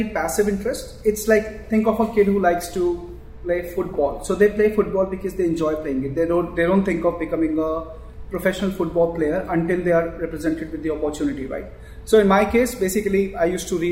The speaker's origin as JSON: {"language": "English", "town": "New Delhi", "region": "Delhi", "country": "India", "tie": "born or raised there", "said": "I grew up in New Delhi"}